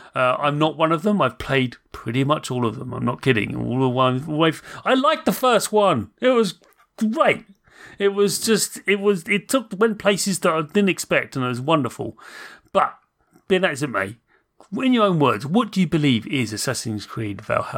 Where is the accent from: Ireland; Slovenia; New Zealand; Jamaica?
Ireland; Munster; but I'm from Southern Ireland, very deep to the southern coast. And if you go to Southern Ireland, that part of Ireland, which is Cork, the accent is very similar to certain Scandinavian countries.